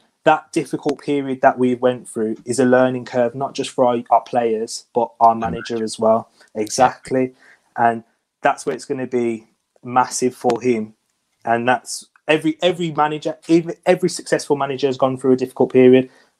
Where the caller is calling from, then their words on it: Wolverhampton, West Midlands, United Kingdom; Nice, sunny and bright Wolverhampton.